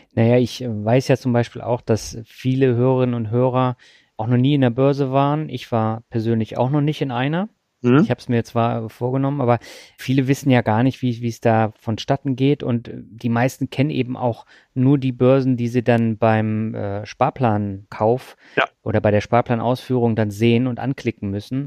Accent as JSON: {"language": "German", "region": "Swabia", "country": "Germany", "tie": "born or raised there", "moved": "yes", "said": "in meine alte Heimat, nämlich das Schwabenland"}